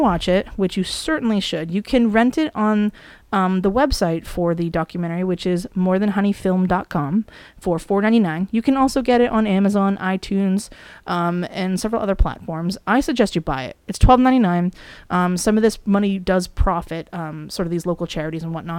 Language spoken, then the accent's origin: English; New England, United States; around New England, where we are from.